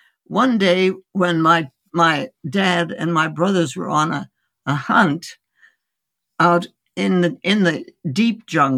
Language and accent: English; India; born there; And I was born in India. My parents were osteopathic medical physicians who went out as missionaries, medical missionaries, in 1914.